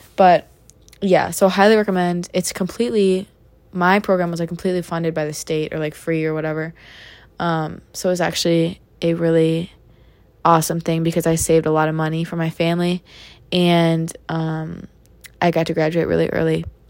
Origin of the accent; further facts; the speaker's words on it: Minnesota, United States; in my home state of the great state of Minnesota